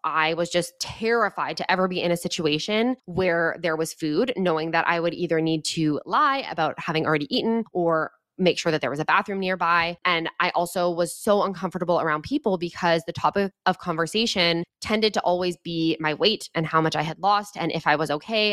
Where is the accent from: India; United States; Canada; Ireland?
Canada; Edmonton, Alberta; moved away as an adult; now in British Columbia, Canada; I grew up in Edmonton, Alberta, in Canada. I did all my schooling there through to the end of university